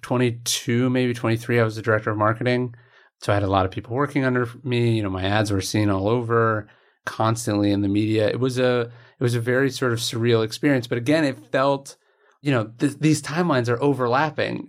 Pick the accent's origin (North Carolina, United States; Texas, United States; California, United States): California, United States; right outside Sacramento; I grew up in right outside Sacramento